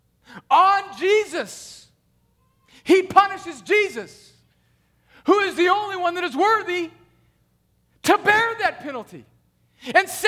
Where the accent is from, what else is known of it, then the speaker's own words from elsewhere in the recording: United States; moved away; I grew up on the Mexican border where my high school team had great soccer teams